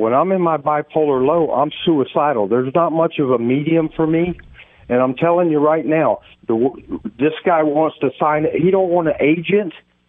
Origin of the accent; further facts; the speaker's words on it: Crystal River, Florida, United States; I'm from Crystal River, Florida, where Mike Hampton went to high school.